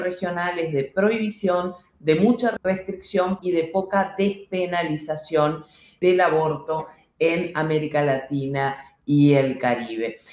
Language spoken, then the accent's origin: Spanish; Uruguay; en el Uruguay, en mi país